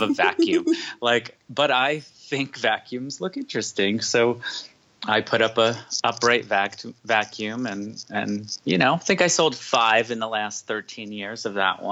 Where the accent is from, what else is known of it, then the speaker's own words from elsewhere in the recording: New Jersey, United States; I grew up in New Jersey